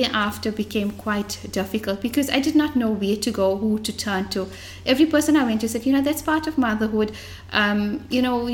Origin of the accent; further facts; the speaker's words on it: Johannesburg, Gauteng, South Africa; moved away as an adult; now in Durban, South Africa; I was born and brought up in Fordsburg, the heart of Johannesburg